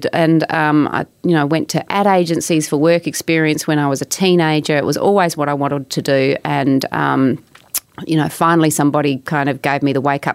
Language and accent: English; Adelaide Hills, South Australia, Australia; I grew up in the Adelaide Hills